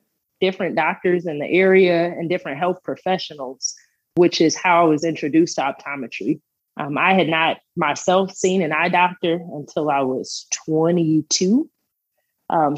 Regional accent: Country Club Hills, Illinois, United States; moved away as an adult; also born or lived in Hazel Crest, Illinois / Edwardsville, Illinois / Memphis, Tennessee / Kansas City; I grew up in Country Club Hills, and then we actually moved to Hazelcrest, and I ended up going to HF for high school

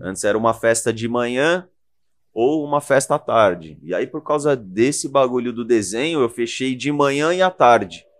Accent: São Paulo, Brazil; Eu sou de Moema.

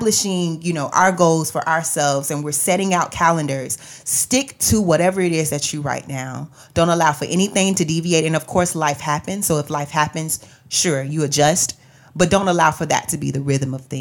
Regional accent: Florida, United States; moved away; I'm from Florida

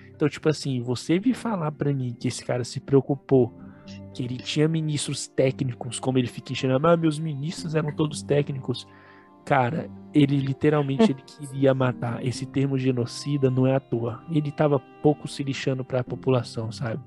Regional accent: Brazil; Nós somos brasileiros raiz aqui, descendentes de índio

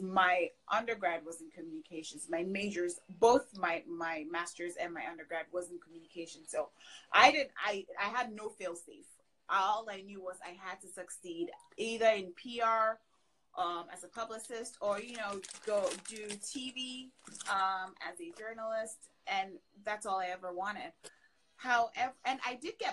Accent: Ghana; moved away as an adult; also born or lived in Canada; now in United States; I'm originally from Ghana in West Africa. Grew up there, and then I moved to Canada for college.

